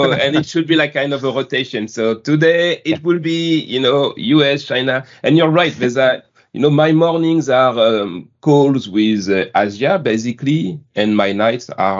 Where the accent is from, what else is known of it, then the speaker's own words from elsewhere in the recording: France; accent: French; English is a second language; my beautiful French accent